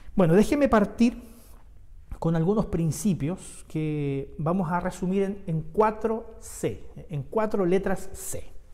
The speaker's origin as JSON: {"language": "Spanish", "town": "Santiago", "region": "Santiago Metropolitan Region", "country": "Chile", "moved": "yes", "lives_now": "Concepción, Chile", "said": "yo soy santiaguino, yo vengo de Santiago"}